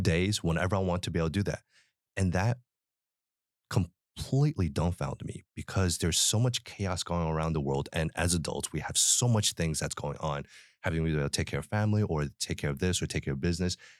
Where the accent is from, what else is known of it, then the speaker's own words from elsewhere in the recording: Philadelphia, Pennsylvania, United States; I was born in Philly